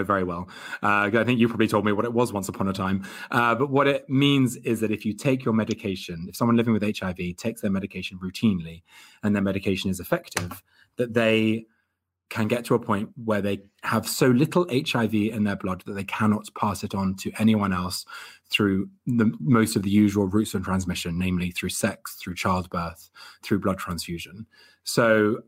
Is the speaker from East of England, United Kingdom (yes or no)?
yes; Hertfordshire, East of England, United Kingdom; I'm a Gemini from Hertfordshire